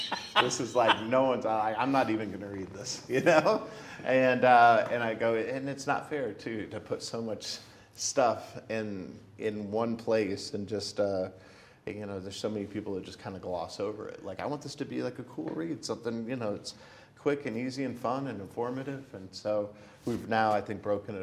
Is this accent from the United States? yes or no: yes; Hartsville, Pennsylvania, United States; I was a kid from Hartsville, Pennsylvania, where no one famous came from